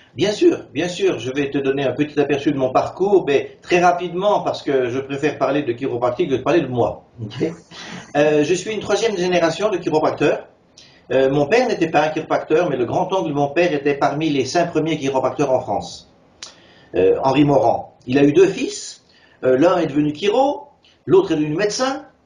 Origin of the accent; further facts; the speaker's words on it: Switzerland; moved away; also born or lived in San Francisco, United States / California, United States; je suis né en Suisse de mère suissesse